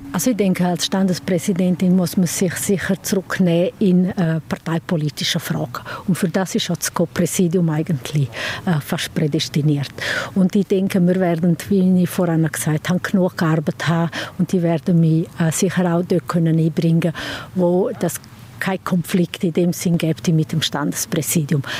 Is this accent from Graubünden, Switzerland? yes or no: yes; Sent, Graubünden, Switzerland; ich komme von Send, bin dort äh, im Gemeindeverstand